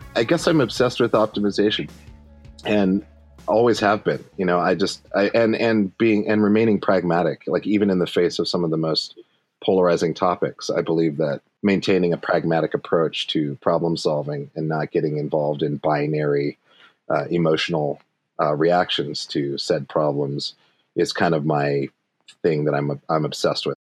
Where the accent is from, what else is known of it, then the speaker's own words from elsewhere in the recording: Montana, United States; moved away; also born or lived in Brooklyn / Los Angeles; Montana is super dope because it's it's very very open for possibilities like even in my hometown